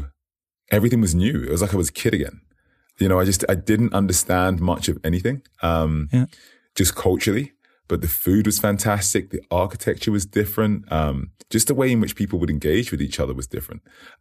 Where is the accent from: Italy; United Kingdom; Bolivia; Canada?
United Kingdom; And yes, I am British. But I would say I always say this. I say, you know, I'm in it, but not of it, if that makes sense. I got the opportunity to grow up in a few places.